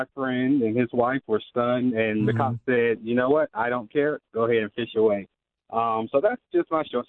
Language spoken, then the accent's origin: English; South Florida, United States; moved away; I'm originally from South Florida